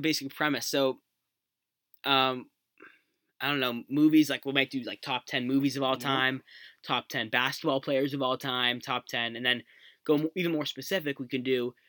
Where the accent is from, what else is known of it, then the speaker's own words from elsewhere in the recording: Massachusetts, United States; We're Celtics fans. We're from Massachusetts.